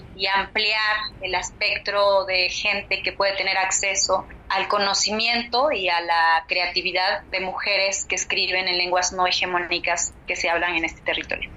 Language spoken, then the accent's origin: Spanish; Acatlán, Guerrero, Mexico; yo soy de Acatlán, que es una comunidad de aproximadamente 5.000, 6.000 habitantes eh, en el estado de Guerrero, en las faldas de la montaña baja del estado. Somos una comunidad náhuatl, yo nací y crecí aquí